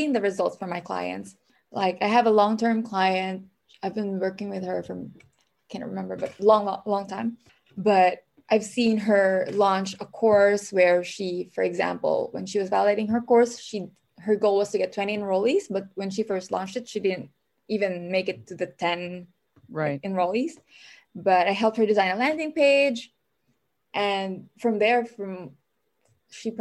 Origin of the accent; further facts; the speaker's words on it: Philippines; moved away as an adult; now in Minnesota, United States; I'm an immigrant, so I'm from the Philippines